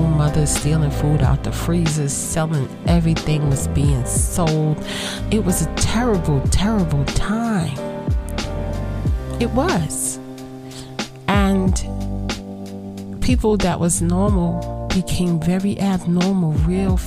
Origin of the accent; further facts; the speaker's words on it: New York City, New York, United States; growing up in Brooklyn, I saw Brooklyn change over a summer.